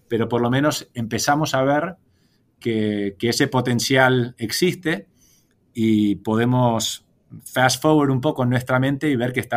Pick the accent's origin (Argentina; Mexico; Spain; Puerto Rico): Argentina; Buenos Aires; born there; Nací en Buenos Aires, pero, pero pasé menos años que vos.